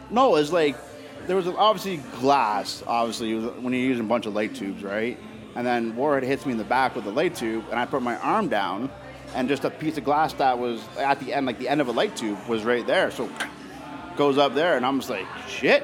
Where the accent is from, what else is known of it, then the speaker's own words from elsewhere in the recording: Oshawa, Ontario, Canada; I'm from Oshawa